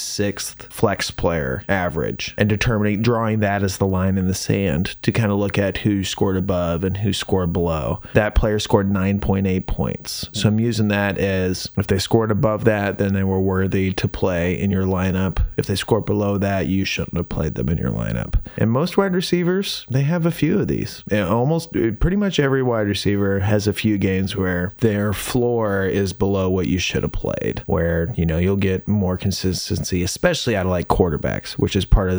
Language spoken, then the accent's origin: English; Indiana, United States; now in Nashville, United States; I come from Indiana, which is like farm country.